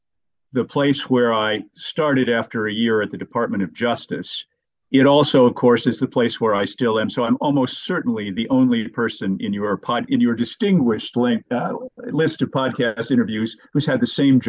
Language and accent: English; Portsmouth, New Hampshire, United States; moved away as an adult; also born or lived in Connecticut; now in West Coast, United States; I grew up in the state of New Hampshire, which is where I was born and went. I'm a 1970 graduate of Portsmouth Senior High School.